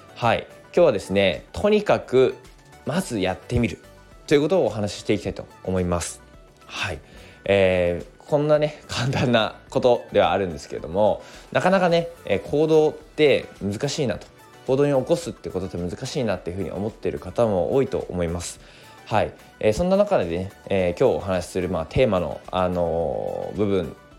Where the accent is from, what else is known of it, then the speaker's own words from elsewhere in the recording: Koriyama, Fukushima, Japan; also born or lived in Odaka, Minamisoma, Fukushima; now in Minamisoma, Japan; 福島県郡山市出身